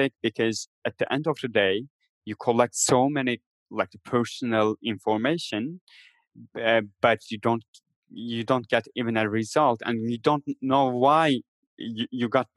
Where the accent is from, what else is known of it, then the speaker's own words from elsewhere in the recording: Turkey; moved away as an adult; also born or lived in Istanbul; my hometown where my family still live